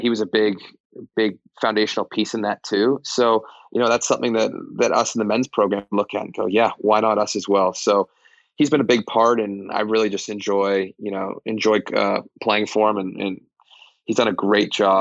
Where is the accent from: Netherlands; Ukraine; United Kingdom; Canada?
Canada; Toronto, Ontario; moved away as an adult; now in Nashville, United States; Toronto, where I grew up